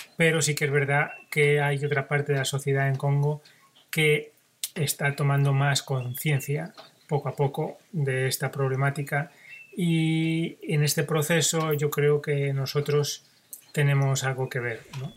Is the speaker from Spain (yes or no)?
yes; Spain; yo, que soy español